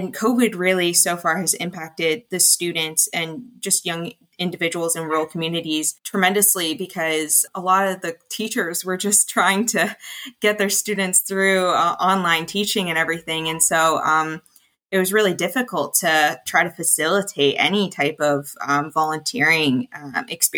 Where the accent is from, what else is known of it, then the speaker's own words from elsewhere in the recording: Ingersoll, Ontario, Canada; I am from Ingersoll, Ontario, as well as all of the co-founders